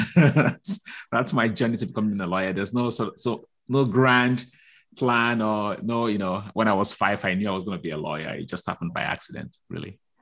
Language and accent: English; Nigeria; moved away; I grew up in Nigeria